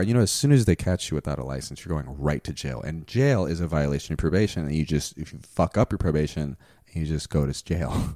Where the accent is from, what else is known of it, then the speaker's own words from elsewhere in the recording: Houston, Texas, United States; first language Spanish; English is a second language; I was born in Houston